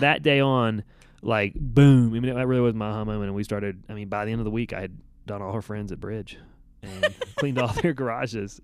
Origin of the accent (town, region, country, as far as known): United States